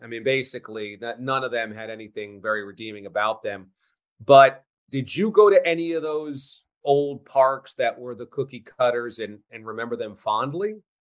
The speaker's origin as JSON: {"language": "English", "region": "New York", "country": "United States", "tie": "born or raised there", "said": "I grew up in New York going to Shea Stadium as a Mets fan"}